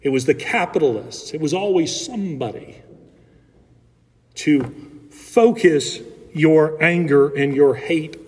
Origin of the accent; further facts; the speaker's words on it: Alabama, United States; I grew up in Alabama